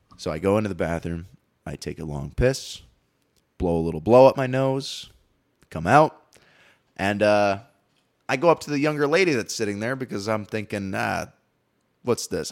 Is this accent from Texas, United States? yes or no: no; Green Bay, Wisconsin, United States; moved away; Green Bay, Wisconsin, where I grew up